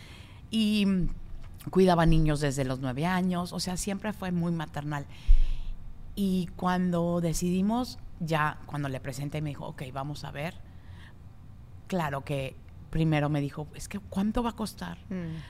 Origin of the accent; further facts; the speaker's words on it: Mexico; moved away; en México, de donde soy yo